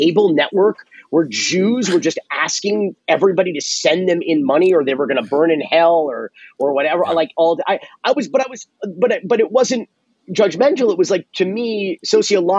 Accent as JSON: {"language": "English", "town": "Miami", "region": "Florida", "country": "United States", "tie": "born or raised there", "said": "I was born Jewish in Miami. I suppose I was raised Jewish"}